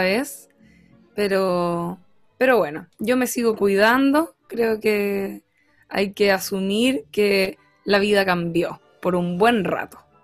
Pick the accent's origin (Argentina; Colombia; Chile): Chile; Rancagua, O'Higgins; en mi infancia en Rancagua